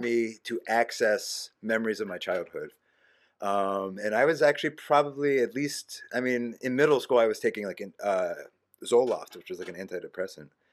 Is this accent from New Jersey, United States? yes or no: no; Havertown, Pennsylvania, United States; I lived in Havertown